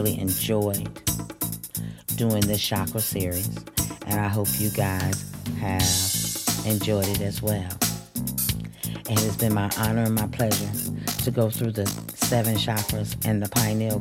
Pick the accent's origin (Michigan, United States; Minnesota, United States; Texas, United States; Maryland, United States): Michigan, United States; Flint; born or raised there